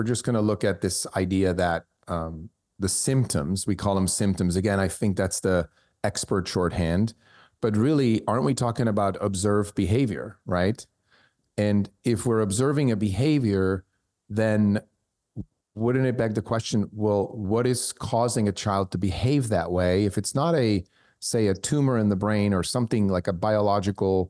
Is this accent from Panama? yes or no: no; Switzerland; moved away; I was born in Switzerland, I speak German